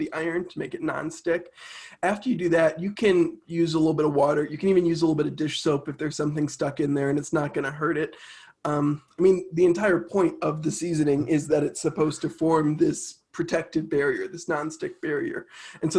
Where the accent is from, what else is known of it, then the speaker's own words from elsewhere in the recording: a suburb of Chicago, Illinois, United States; also born or lived in Minnesota; So I was born in Minnesota, grew up in a suburb of Chicago in Illinois